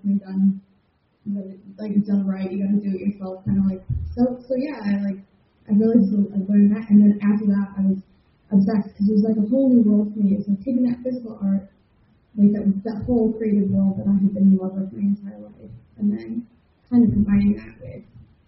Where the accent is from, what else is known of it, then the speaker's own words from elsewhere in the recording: Chicago, Illinois, United States; now in Liverpool, United Kingdom; I'm from Chicago, Illinois, born and bred, and then I've lived all over the world. I'm currently broadcasting to you from Liverpool, United Kingdom